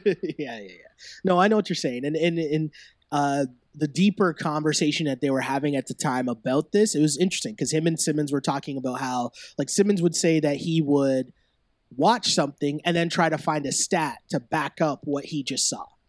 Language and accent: English; Toronto, Ontario, Canada; born and raised in Toronto